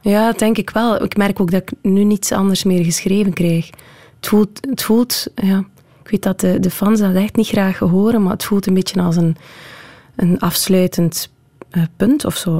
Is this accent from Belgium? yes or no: yes; Southwest Flanders, Belgium; ik ben natuurlijk opgegroeid in Zuidwest-Vlaanderen. in West-Vlaanderen zijn we allemaal heel erg met de voeten op de grond